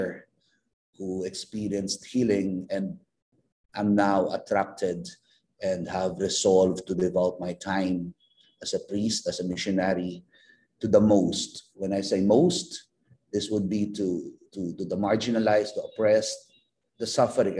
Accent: Philippines; as a missionary priest and as a Filipino

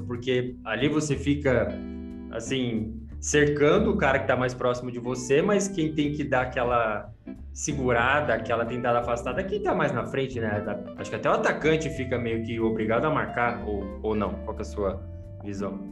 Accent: Guarulhos, São Paulo, Brazil; eu sou de Guarulhos

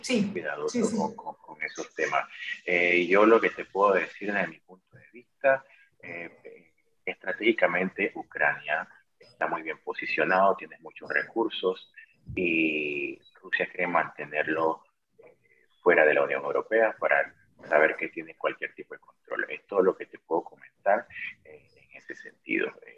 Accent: Panama; moved away as an adult; also born or lived in Ukraine; now in Lviv, Ukraine; yo soy empresario panameño

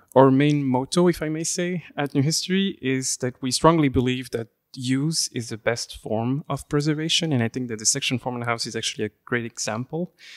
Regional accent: Flemish Brabant, near Leuven, Flanders, Belgium; first language French; English is a second language; moved away; I am from, uh, Belgium, uh, from the Flemish Brabant area, near the area of Leuven, or Louvain in French. Um, I actually grew up in Belgium, um, and my, my mother tongue is French

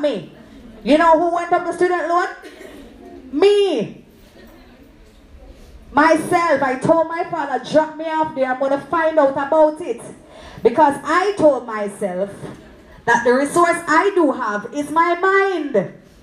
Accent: Clarendon, Jamaica; I'm from Clarendon

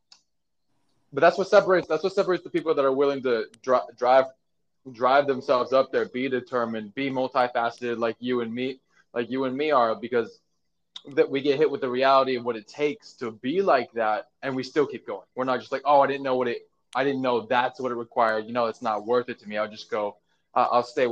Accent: Lake Tahoe, Nevada, United States; moved away as an adult; now in Los Angeles, United States; I'm from Lake Tahoe in Nevada

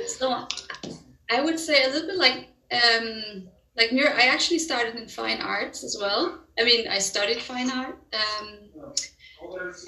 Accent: Denmark; I'm from Denmark

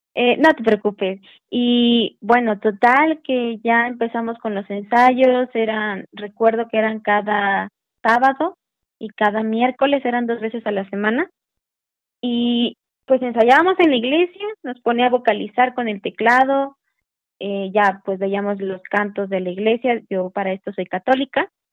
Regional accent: Veracruz, Mexico; moved away as an adult; now in Puebla, Mexico; Yo soy de Veracruz, y cuando yo empecé a ver mi oportunidad de entrar a la universidad, eh, pues me vine a Puebla

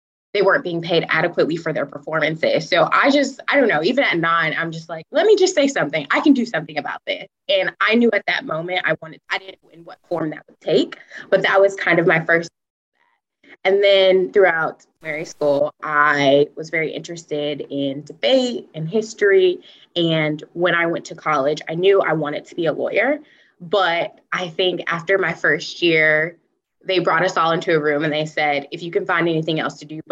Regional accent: Atlanta, Georgia, United States; moved away as an adult; also born or lived in Syracuse, New York / New York City; now in San Diego, United States; So I'm originally from Atlanta, Georgia, south of the United States. And I grew up in a suburban town

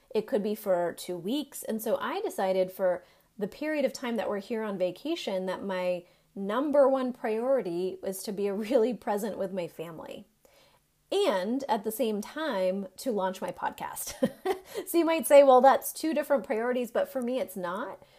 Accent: Maine, United States; moved away as an adult; now in North Carolina, United States; I am from Maine

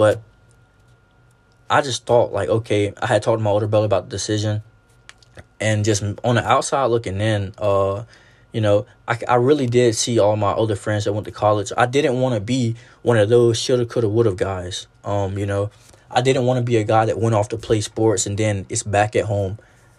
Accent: the South, United States; Like, especially growing up in the South, I really felt as if I was not important enough

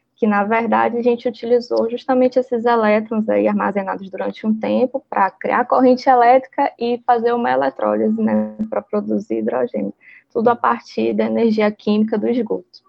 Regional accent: Manaus, Amazonas, Brazil; moved away as an adult; now in Ceará, Brazil; Eu sou de Manaus, né? Apesar de muito notícia dizer por aí que eu sou cearense, eu não sou cearense, eu sou amazonense

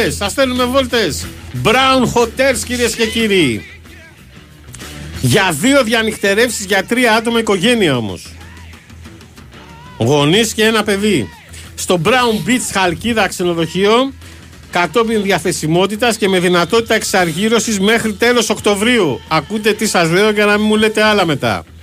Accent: southern Greece, Greece; Και εμεί είμαστε που είμαστε από Νότια Ελλάδα μέχρι να φτάσουμε στη Θάσο

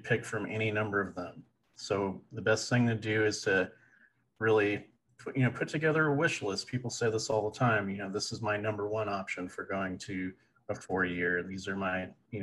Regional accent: Stockton, California, United States; University Pacific in Stockton, California. That's my hometown

